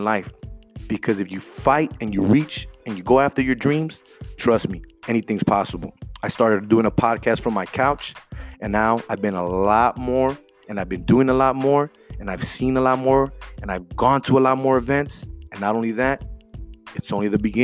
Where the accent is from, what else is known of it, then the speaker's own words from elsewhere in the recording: Los Angeles, California, United States; I grew up in South Central.